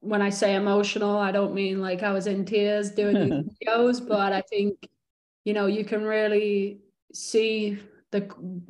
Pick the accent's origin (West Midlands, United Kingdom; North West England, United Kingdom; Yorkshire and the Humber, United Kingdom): North West England, United Kingdom; Morecambe; now in United States; when I was growing up in Morecambe